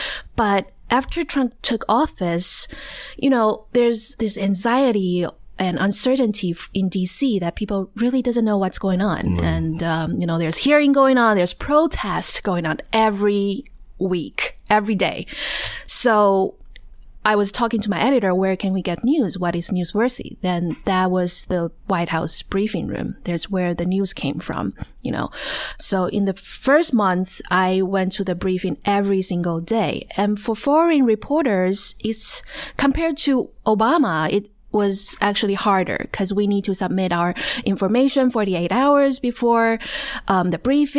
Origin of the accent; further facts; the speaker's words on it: Taichung, Taiwan; English is a second language; So I grew up in Taiwan, Taichung, actually, and I went to Taiwan University.